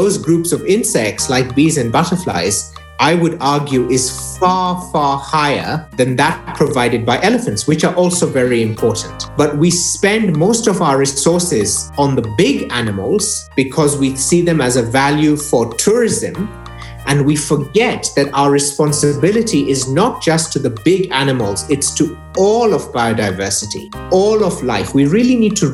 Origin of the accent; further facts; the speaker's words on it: Eldoret, Uasin Gishu County, Kenya; When I was growing up in Eldoret in Western Kenya, way back in the 90s